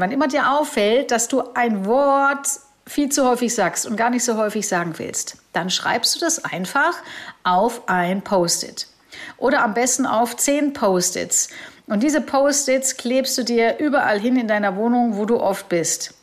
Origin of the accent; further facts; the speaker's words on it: Germany; hier in Deutschland